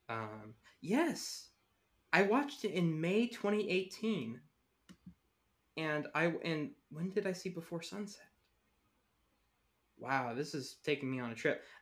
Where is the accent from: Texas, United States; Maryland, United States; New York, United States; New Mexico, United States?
Texas, United States; I'm from Texas.